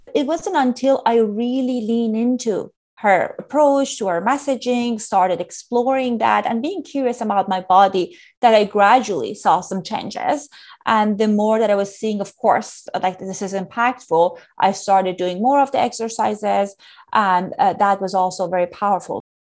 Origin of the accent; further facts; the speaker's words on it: Iran; moved away; I grew up in Iran during a challenging time.